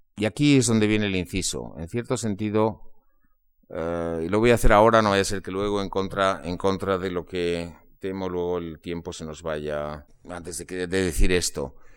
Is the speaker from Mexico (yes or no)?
no; Spain; en los años 50 eh, y 60 de mi infancia se leía mucho en España